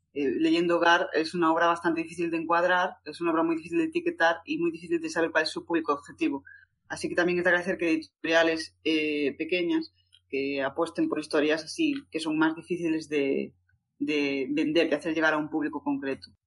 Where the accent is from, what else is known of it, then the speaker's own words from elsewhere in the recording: A Coruña, Galicia, Spain; Yo soy de Coruña, pero bueno, ya es de Lugo